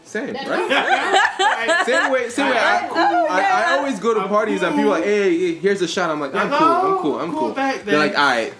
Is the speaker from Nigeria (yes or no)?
yes; Nigeria; moved away; I came from Nigeria.